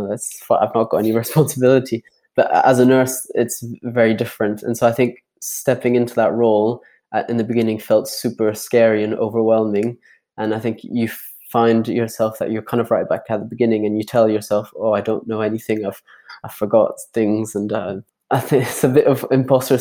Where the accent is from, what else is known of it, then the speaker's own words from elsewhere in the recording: Geneva, Switzerland; now in Edinburgh, United Kingdom; I'm originally from Geneva in Switzerland, living in Edinburgh just now.